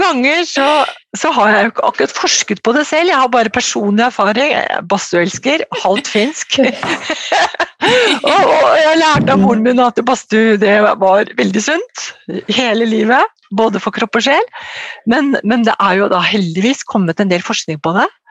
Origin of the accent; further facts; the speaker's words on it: Ås, Akershus, Norway; Jeg kommer fra Ås, eh, nede i Akershus.